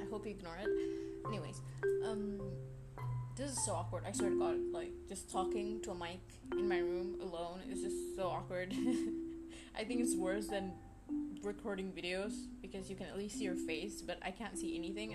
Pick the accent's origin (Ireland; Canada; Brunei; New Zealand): Brunei; also born or lived in India; I was born in India. However, after my first birthday, I moved back. Not moved back, I mean, I moved to Brunei. And I'm 19 now, so I've lived in Brunei for the past 18 years